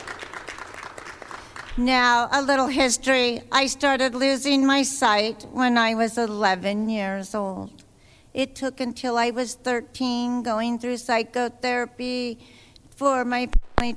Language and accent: English; Idaho, United States; I'm from Idaho